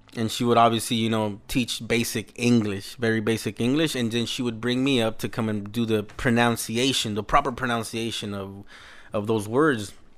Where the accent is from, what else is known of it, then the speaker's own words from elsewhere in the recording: Los Angeles, California, United States; also born or lived in El Salvador (parents' origin); that's where we pretty much grew up